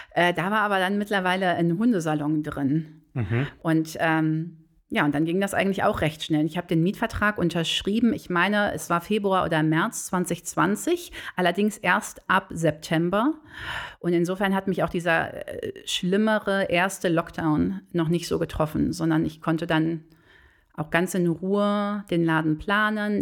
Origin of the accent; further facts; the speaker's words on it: Bonn, North Rhine-Westphalia, Germany; also born or lived in Cologne; ich bin tatsächlich äh, gebürtige Bonnerin, aber nicht Bad Godesbergerin. Ähm, ich bin auf das Beethoven-Gymnasium zur Schule gegangen damals